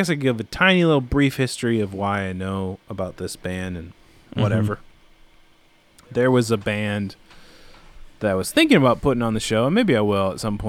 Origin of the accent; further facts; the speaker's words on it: Minneapolis, Minnesota, United States; There's so many bands like that I from growing up in the Minneapolis scene